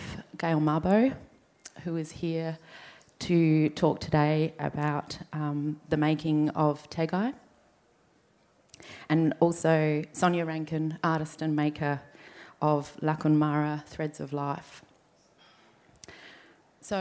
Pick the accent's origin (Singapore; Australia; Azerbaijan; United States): Australia; Adelaide, South Australia; So we grew up here on Kaurna country.